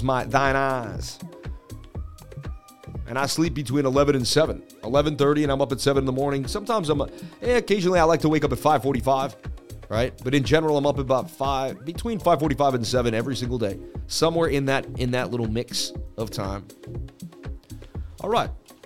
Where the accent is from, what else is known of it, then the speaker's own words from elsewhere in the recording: Boston, Massachusetts, United States; I'm from Boston